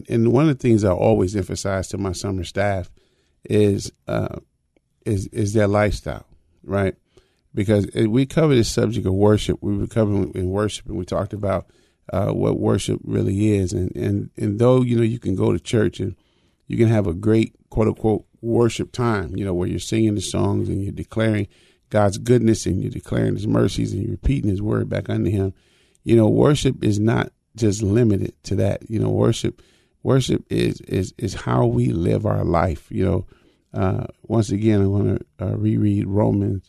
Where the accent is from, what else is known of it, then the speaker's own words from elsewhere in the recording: United States; I was born in America